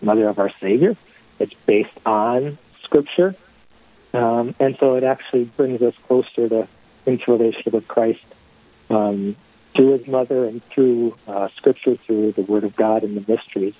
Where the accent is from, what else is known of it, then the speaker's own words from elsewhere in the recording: Duluth, Minnesota, United States; I grew up in Duluth, went to Holy Rosary School